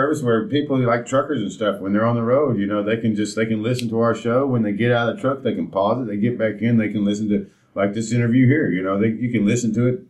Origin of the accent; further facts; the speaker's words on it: Nashville, Tennessee, United States; You know, we're from Nashville